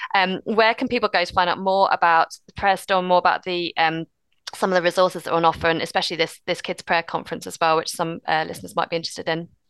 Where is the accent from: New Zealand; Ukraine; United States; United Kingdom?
United Kingdom; we're British and reserved